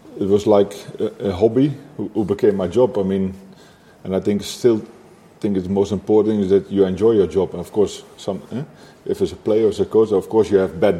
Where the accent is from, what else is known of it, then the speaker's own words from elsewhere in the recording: Nijmegen, Gelderland, Netherlands; also born or lived in Wijchen; I was born in Wijchen, a small village, not small. I mean, small, it was, I think, 25,000 inhabitants, so it's not that small, yeah, next to Nijmegen. And then, I think, on the age of 8 or 10, we moved to Nijmegen